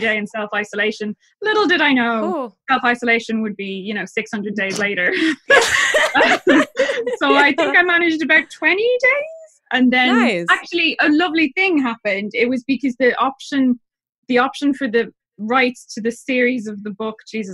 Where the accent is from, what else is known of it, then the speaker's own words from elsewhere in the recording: Ireland; I'm Irish